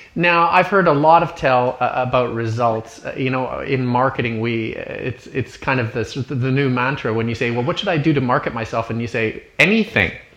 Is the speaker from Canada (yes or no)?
yes; Canada; looking at it as a Canadian, as an outsider